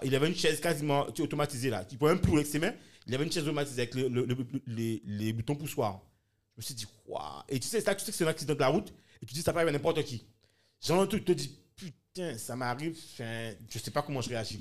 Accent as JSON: {"language": "French", "country": "France", "said": "Moi, en tant que Français"}